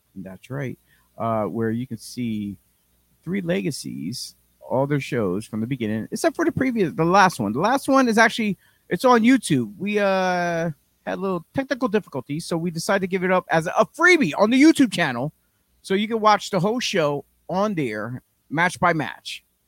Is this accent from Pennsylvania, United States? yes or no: yes; Philadelphia, Pennsylvania, United States; We're from Philly, effing Philly.